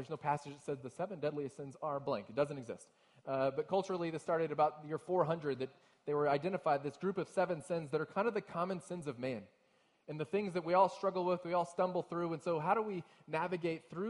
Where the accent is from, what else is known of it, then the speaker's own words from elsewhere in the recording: Texas, United States; now in Ohio, United States; I'm from Texas originally